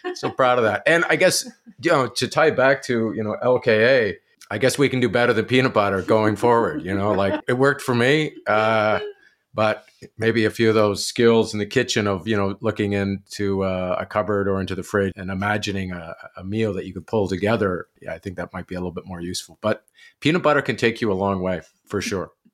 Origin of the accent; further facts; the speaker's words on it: outside Kingston, Ontario, Canada; growing up outside of Kingston, a little place called Amersfoort.